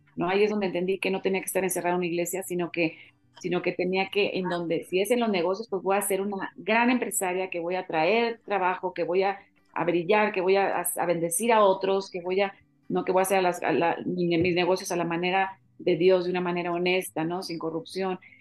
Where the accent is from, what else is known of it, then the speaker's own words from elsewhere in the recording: Mexico; somos los mexicanos